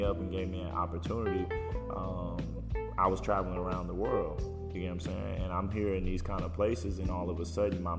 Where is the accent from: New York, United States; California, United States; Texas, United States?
Texas, United States; Houston; I grew up in Houston. It's home